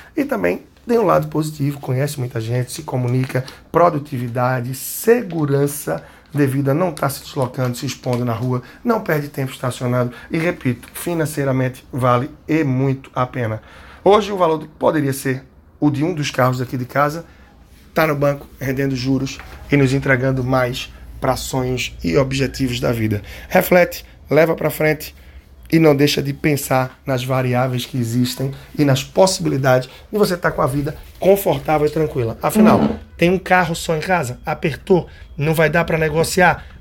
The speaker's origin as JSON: {"language": "Portuguese", "town": "Recife", "region": "Pernambuco", "country": "Brazil", "said": "aqui da minha terra, Recife"}